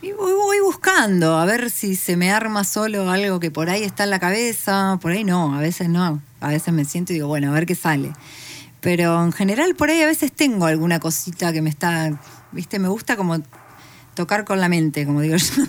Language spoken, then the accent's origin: Spanish; La Plata, Buenos Aires Province, Argentina; yo igual siempre viví en La Plata, soy de La Plata.